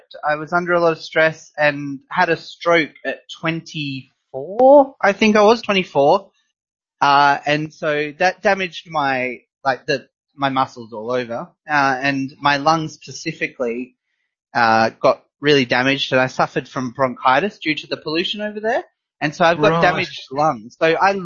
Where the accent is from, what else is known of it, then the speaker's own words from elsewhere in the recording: Western Australia, Australia; moved away; I'm originally from Western Australia as well.